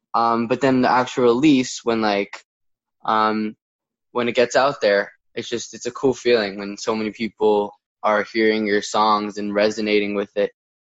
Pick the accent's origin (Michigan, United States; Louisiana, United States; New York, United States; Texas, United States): New York, United States; Upstate New York.